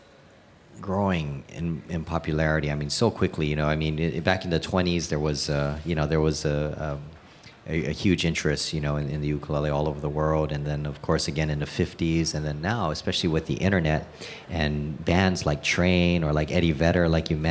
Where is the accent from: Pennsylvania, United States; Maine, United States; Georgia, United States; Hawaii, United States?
Hawaii, United States; I was born and raised in Hawaii